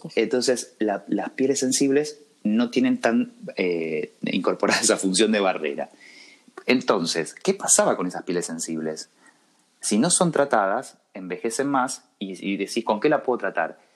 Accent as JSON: {"language": "Spanish", "town": "Cruz Alta", "region": "Córdoba", "country": "Argentina", "also_born_or_lived": "Rosario", "moved": "as an adult", "lives_now": "Buenos Aires, Argentina", "said": "yo soy de Cruz Alta, un pueblito de la provincia de Córdoba, muy chiquitito, y me fui a estudiar a Rosario"}